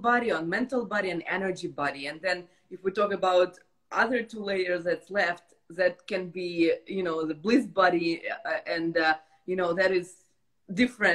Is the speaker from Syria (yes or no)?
no; Ukraine; I'm from Ukraine.